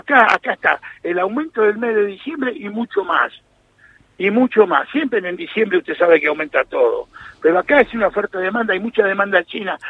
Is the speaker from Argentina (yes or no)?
yes; Argentina